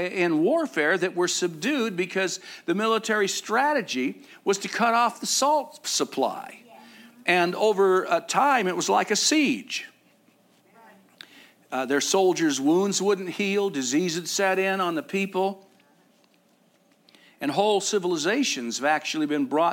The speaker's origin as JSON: {"language": "English", "region": "Arizona", "country": "United States", "said": "I'm from Arizona."}